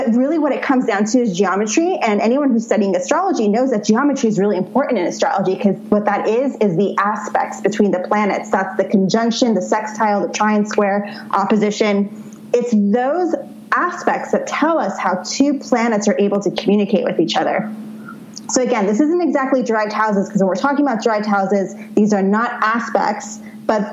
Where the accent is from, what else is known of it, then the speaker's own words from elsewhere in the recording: New York City, New York, United States; growing up in New York City